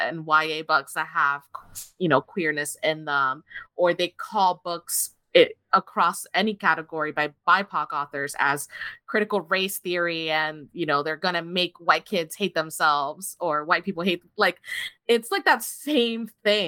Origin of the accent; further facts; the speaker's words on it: Miami, Florida, United States; I grew up in Miami